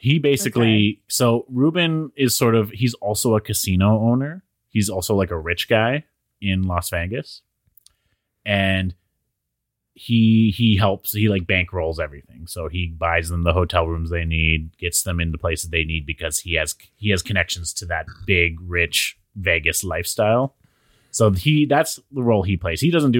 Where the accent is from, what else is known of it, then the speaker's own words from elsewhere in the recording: United Kingdom; Just to establish I'm British.